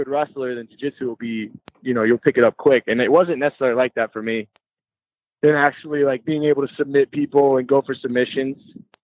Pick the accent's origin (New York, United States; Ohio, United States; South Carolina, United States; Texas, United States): South Carolina, United States; moved away as an adult; now in Michigan, United States; I'm from South Carolina originally, wrestled in South Carolina in college down there